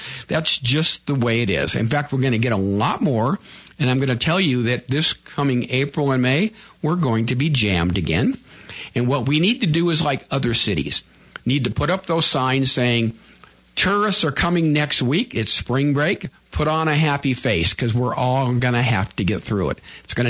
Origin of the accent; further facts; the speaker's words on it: Pasadena, California, United States; also born or lived in Altadena; A prime example, I came from Pasadena, Altadena, and we had a city council.